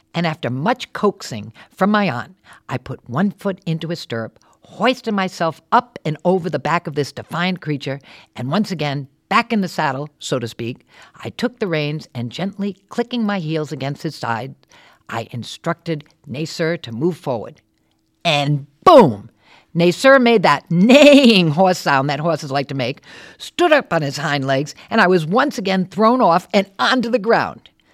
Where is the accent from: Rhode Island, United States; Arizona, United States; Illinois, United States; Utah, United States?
Rhode Island, United States; Warwick; born or raised there; moved away as an adult; also born or lived in New York City